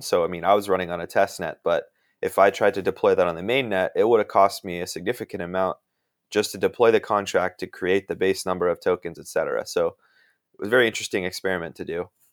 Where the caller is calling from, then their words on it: Washington, District of Columbia, United States; I'm calling in from the Washington, D C area.